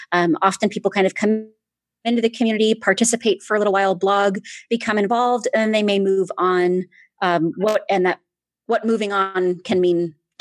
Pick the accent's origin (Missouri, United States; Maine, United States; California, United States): Maine, United States; now in St. George, United States; I was born into the church and raised LDS. I grew up in Maine, which is a little different than, you know, not here in the West. And I am an academic. So I live here in St. George, Utah